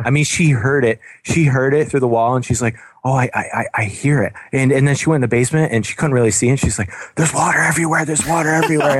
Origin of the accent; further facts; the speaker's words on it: Binghamton, New York, United States; now in Buffalo, United States; I'm from downstate Binghamton area